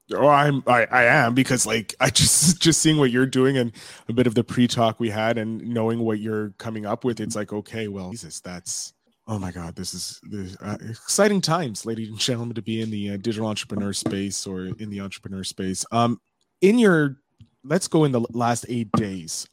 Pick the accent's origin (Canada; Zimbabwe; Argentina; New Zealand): Canada; we're both Canadian. I'm on the, uh, East Coast